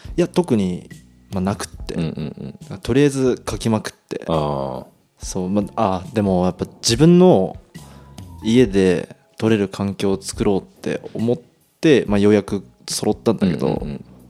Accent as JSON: {"language": "Japanese", "region": "Toyama", "country": "Japan", "tie": "born or raised there", "said": "地元富山県"}